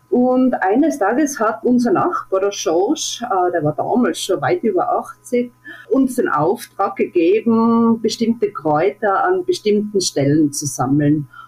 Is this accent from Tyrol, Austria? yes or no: yes; Innsbruck, Tyrol, Austria; now in Stubaital, Austria; Ähm, ja, also ich, ich, wohne im Stubaital. Ich bin ursprünglich eigentlich aus Innsbruck, bin der Liebe